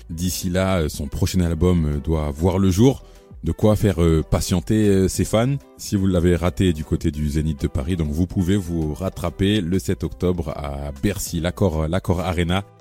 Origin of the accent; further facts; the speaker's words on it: Haiti; En plus, moi je suis haïtien, on représente.